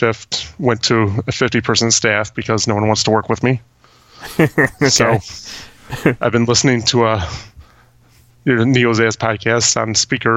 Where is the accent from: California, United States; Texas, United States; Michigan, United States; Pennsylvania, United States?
Michigan, United States; about an hour north of Detroit; Michigan, about an hour north of Detroit